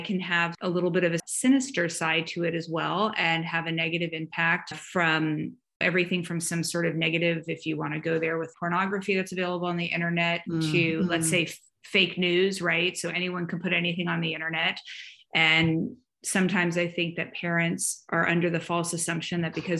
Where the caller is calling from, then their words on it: Atlanta, Georgia, United States; I am joining you from Atlanta, Georgia, in the United States of America, which is in the Southeast.